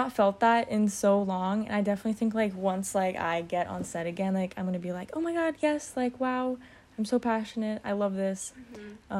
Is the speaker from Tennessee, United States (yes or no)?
no; Redondo Beach, California, United States; in high school, like, in my hometown. I mean, Redondo Beach